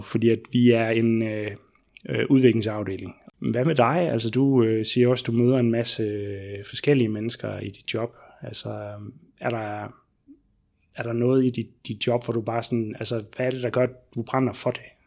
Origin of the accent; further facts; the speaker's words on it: Southern Jutland, Southern Denmark, Denmark; now in Odense, Denmark; jeg kommer ned fra Sønderjylland